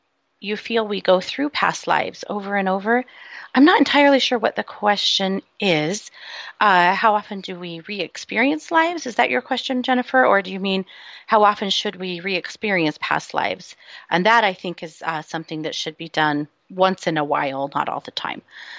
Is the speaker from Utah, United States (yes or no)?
yes; Utah, United States; also born or lived in Idaho; I swear I don't have a speech impediment, and I'm from Utah and Idaho.